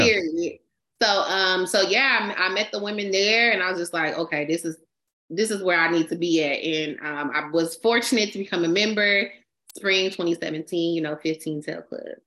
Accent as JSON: {"language": "English", "town": "San Leandro", "region": "California", "country": "United States", "tie": "born or raised there", "also_born_or_lived": "Stockton, California", "said": "I grew up in San Leandro, and then I moved to the Central Valley to Stockton when I was twelve."}